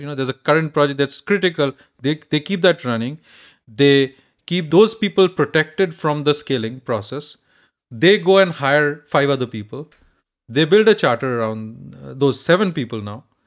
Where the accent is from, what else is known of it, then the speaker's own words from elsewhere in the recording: India; now in United States; I grew up in India